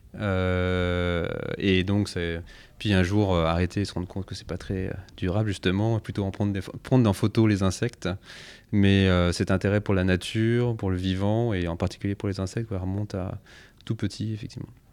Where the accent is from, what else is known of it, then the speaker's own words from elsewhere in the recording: Savoie, Auvergne-Rhône-Alpes, France; also born or lived in Paris; né à Paris, mais grandi en Savoie